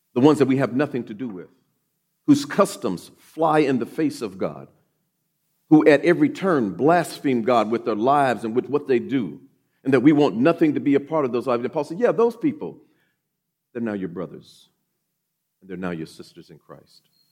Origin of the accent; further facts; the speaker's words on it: Oklahoma City, Oklahoma, United States; also born or lived in Grand Forks, North Dakota / Mountain Home, Idaho; I grew up here in Oklahoma City, uh, graduated from Douglas High School